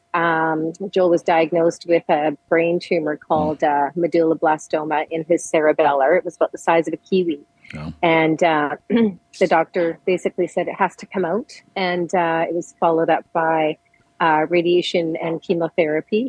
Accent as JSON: {"language": "English", "town": "Edmonton", "region": "Alberta", "country": "Canada", "tie": "born or raised there", "lives_now": "Calgary, Canada", "said": "I was born and raised in Edmonton"}